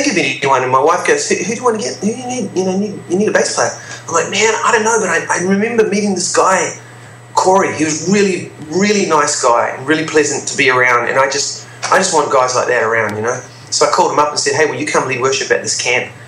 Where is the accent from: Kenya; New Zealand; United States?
New Zealand; I'm from New Zealand